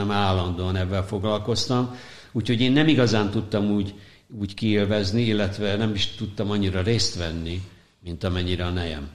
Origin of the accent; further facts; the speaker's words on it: Hungary; moved away as an adult; also born or lived in New York, United States; én a szocializmusból érkeztem, ahol az üzletet úgy hívták, hogy nyerészkedés